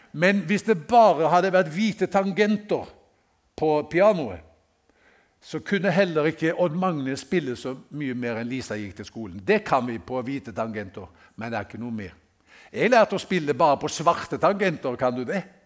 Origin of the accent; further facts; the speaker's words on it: Haugesund, Rogaland, Norway; i Haugesund, hjembyen min